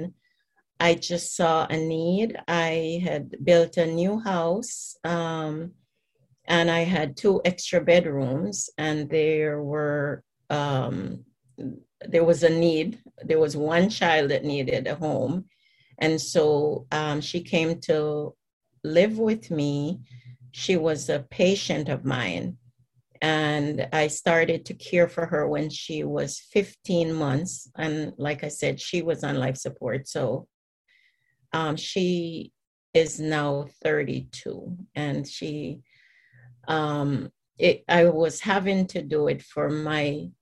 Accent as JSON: {"language": "English", "country": "Jamaica", "tie": "born or raised there", "moved": "yes", "lives_now": "Atlanta, United States", "said": "the community where I grew up in Jamaica"}